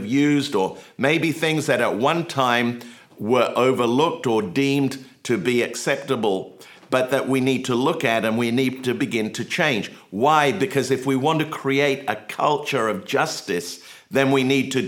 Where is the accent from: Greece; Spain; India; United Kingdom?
United Kingdom; England; now in United States; I grew up in England